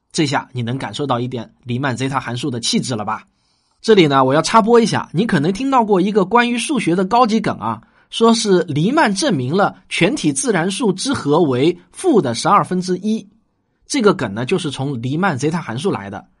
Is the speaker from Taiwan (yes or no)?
no; China